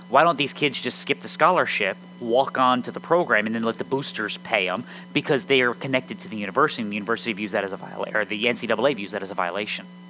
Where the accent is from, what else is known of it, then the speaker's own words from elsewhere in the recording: United States; I'm an American